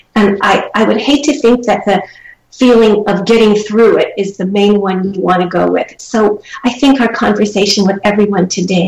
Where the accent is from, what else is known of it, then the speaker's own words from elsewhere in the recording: Charleston, South Carolina, United States; moved away; also born or lived in Midwest; I am proud to have a southern heritage. I was raised part of my life in Charleston, South Carolina, and a part in the Midwest. but my heart is in the South.